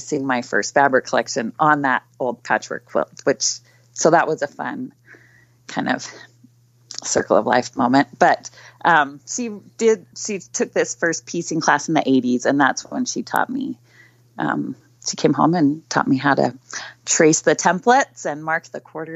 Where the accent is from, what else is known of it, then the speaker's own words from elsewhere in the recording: Salt Lake City, Utah, United States; I grew up in Salt Lake City